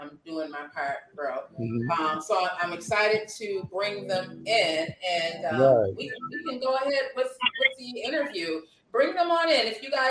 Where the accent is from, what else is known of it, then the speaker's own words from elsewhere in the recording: Lackawanna, New York, United States; also born or lived in Buffalo, New York; They are located right here in Buffalo, New York, where I am from. Like I say, I was born and raised. My hometown is Lackawanna, New York. That's home, but Buffalo is definitely my city.